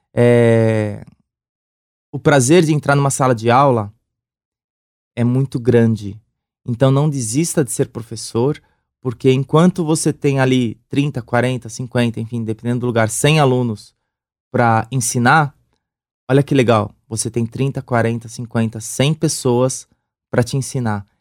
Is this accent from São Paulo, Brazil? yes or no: yes; São Paulo, Brazil; sou do Sapopemba.